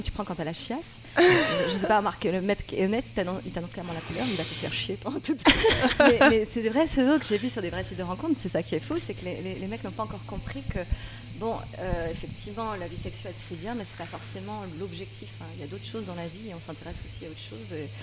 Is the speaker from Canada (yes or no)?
no; the South, southern France, France; je suis du Sud